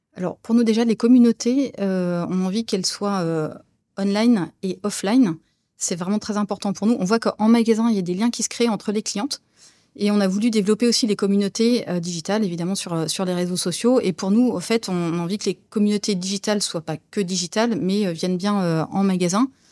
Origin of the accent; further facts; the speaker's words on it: Brie, Île-de-France, France; also born or lived in Saint-Cloud, Hauts-de-Seine / Barcelona, Spain; now in Rhône-Alpes, France; J'ai grandi dans les champs de colza et de betteraves, voilà, dans la Brie